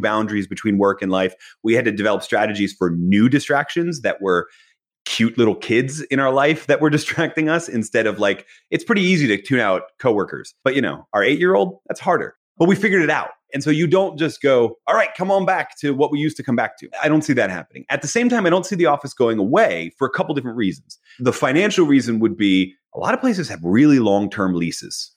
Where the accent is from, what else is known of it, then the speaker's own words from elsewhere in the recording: Philadelphia, Pennsylvania, United States; I was born in Philadelphia.